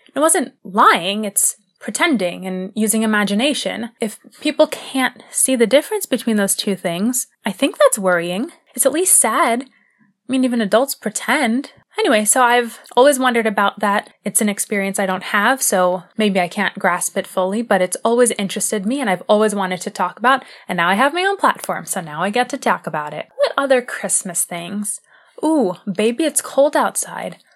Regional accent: United States; I am an American

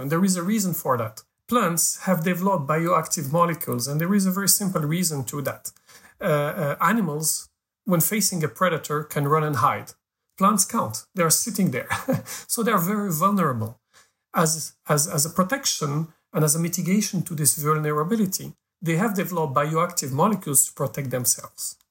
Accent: Morocco; I was born in Africa. I'm Moroccan

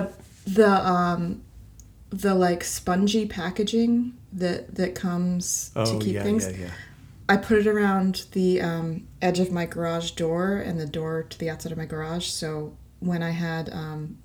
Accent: the South, United States; I was raised in the South

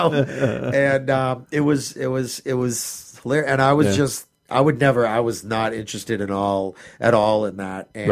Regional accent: Malden, Massachusetts, United States; I grew up in Malden.

